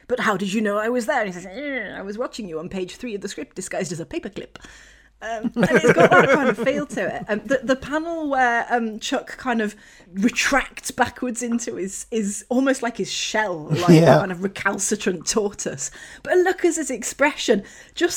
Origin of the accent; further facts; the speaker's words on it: Yorkshire and the Humber, United Kingdom; as a Yorkshire woman